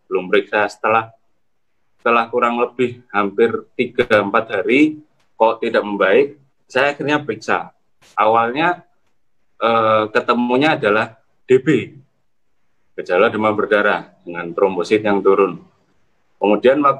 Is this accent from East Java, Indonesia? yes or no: yes; Gresik, East Java, Indonesia; saya dari Gresik.